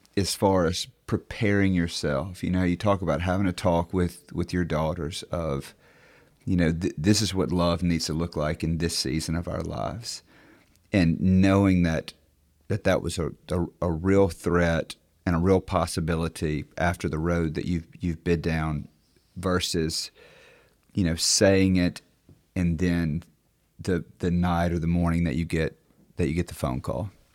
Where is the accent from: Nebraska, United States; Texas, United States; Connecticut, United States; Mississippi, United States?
Mississippi, United States; Clarksdale; I'm from Clarksdale.